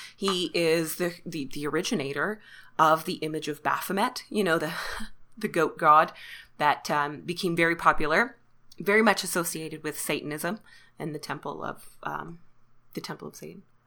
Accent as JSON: {"language": "English", "country": "Canada", "said": "even though I am Canadian, um, my French is awful."}